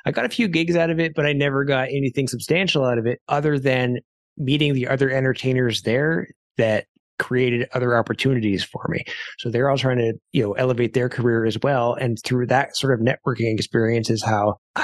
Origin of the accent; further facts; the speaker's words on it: Canada; I being Canadian, I like to go down to Florida, and I love to spend my winters there because that's what Canadians do.